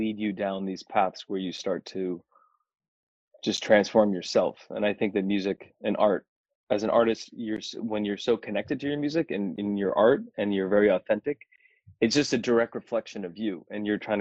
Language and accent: English; United States; it's funny being Indian and then being in the States, you know, when growing up here